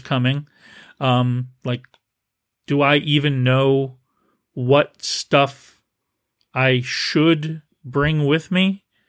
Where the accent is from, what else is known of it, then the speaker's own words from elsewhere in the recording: New Jersey, United States; also born or lived in New Brunswick, Canada; now in San Francisco Bay Area, United States; growing up in New Jersey, in New Brunswick, Canada during the summer